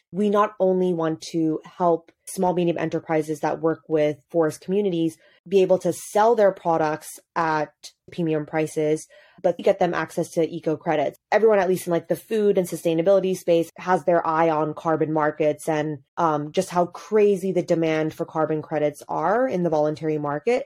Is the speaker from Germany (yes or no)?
no; Hong Kong; moved away as an adult; also born or lived in United States; now in Addis Ababa, Ethiopia; I grew up in Hong Kong, pretty far removed from anything related to the continent